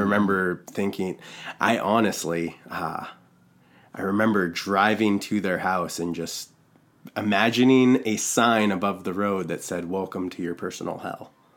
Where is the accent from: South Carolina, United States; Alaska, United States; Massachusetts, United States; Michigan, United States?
Alaska, United States; Valdez; also born or lived in Los Angeles, California; I was born in L A, and we moved from L A to Valdez, Alaska, when I was, I was only three years old